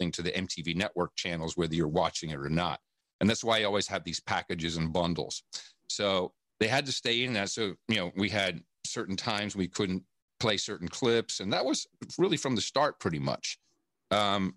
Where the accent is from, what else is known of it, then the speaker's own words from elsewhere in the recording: Amsterdam, North Holland, Netherlands; also born or lived in West Virginia; now in United States; I grew up in Amsterdam, even though I was born in the United States